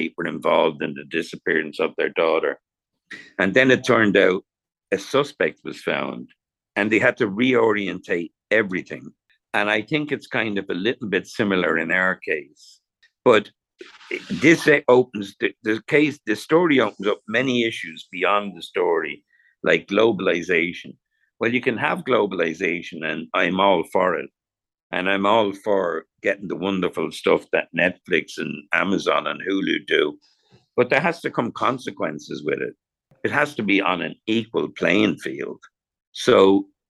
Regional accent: Ireland; now in Los Angeles, United States; growing up in Ireland

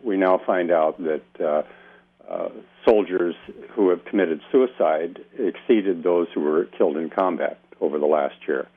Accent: Dubuque, Iowa, United States; moved away as an adult; also born or lived in Southern California; now in Laguna Beach, United States; I was born in the Midwest and raised there and educated there

